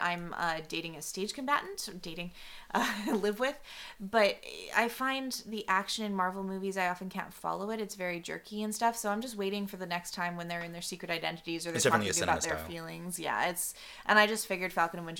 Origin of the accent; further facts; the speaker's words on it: Canada; I'm Canadian